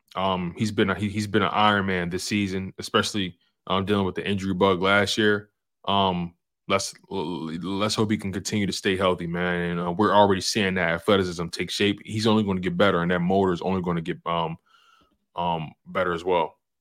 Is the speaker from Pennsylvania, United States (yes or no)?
yes; Philadelphia, Pennsylvania, United States; I'm from Philly